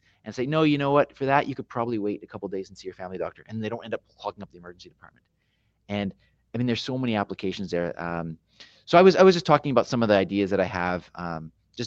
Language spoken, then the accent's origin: English; Canada; being a Canadian